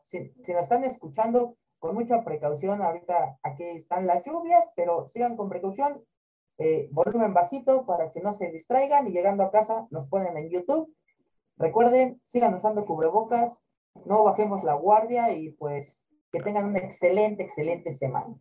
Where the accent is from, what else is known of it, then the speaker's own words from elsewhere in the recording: Mexico; nosotros como mexicanos